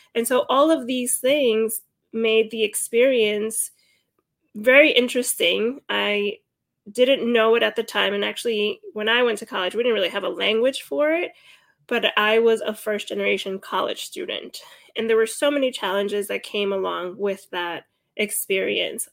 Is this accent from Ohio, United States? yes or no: no; Hudson County, New Jersey, United States; also born or lived in Cuba; I was born in Cuba and came to the United States when I was four years old with my mother. I grew up in Hudson County, New Jersey.